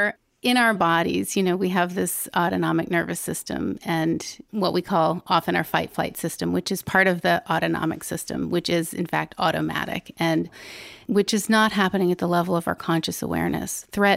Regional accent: Ellicott City, Maryland, United States; I grew up in Ellicott City, Maryland.

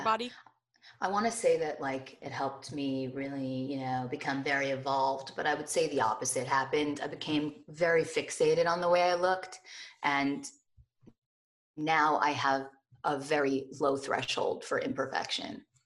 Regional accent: Morristown, New Jersey, United States; I grew up in Morristown, New Jersey

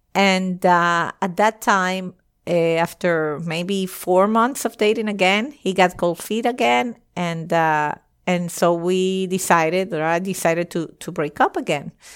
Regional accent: Venezuela; moved away as an adult; also born or lived in United States / France; I eventually moved back to Venezuela. I was moving from the United States to Venezuela

